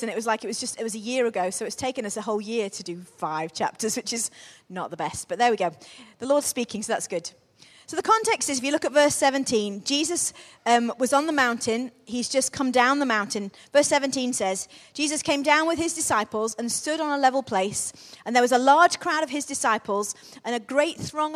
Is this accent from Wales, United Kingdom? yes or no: no; Crewe, North West England, United Kingdom; Crewe was very much, when I was growing up, we grew up in Crewe.